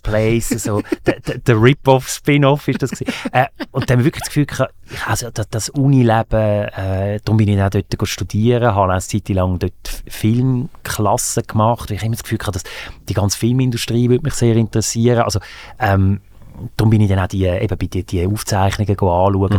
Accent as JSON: {"language": "German", "region": "Aargau", "country": "Switzerland", "tie": "born or raised there", "also_born_or_lived": "Zürich / Graubünden / Fislisbach near Baden", "said": "Im Aargau. Zürich, Aargau, bisschen noch in Graubünden"}